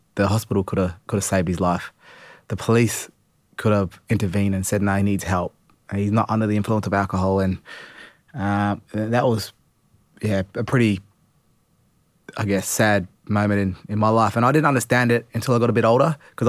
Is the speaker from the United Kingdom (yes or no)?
no; Port Lincoln, South Australia, Australia; I was born in Port Lincoln. If people don't know where that is, that's where you do the great white shark diving here in Australia.